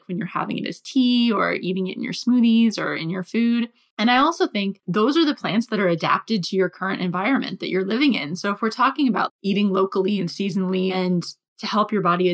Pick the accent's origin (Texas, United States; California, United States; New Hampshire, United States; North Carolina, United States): New Hampshire, United States; moved away as an adult; now in United Kingdom; I'm from New Hampshire